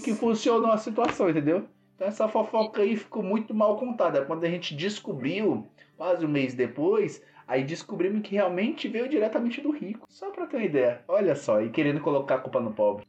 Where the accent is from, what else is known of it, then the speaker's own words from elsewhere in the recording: São Paulo, Brazil; eu sou da região do Grajaú